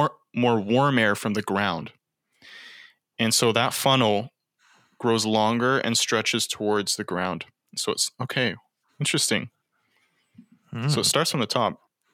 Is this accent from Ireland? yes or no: no; Canada; We're Canadian.